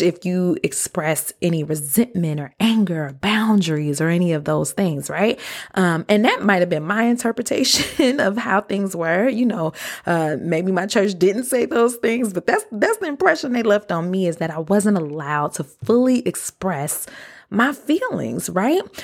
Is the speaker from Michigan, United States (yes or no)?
yes; Detroit, Michigan, United States; moved away as an adult; also born or lived in DeKalb, Illinois / Chicago; I was born and raised in Detroit.